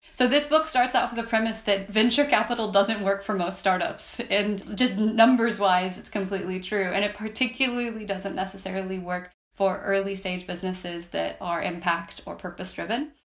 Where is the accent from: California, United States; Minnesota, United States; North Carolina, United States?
Minnesota, United States; I actually grew up in Minnesota